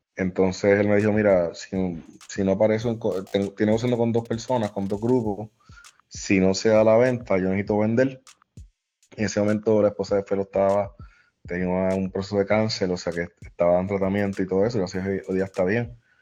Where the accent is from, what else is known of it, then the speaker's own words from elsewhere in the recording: San Juan, Puerto Rico; also born or lived in Barranquitas (Bonito), Puerto Rico; yo nací criado en Caimito, acá en el área metro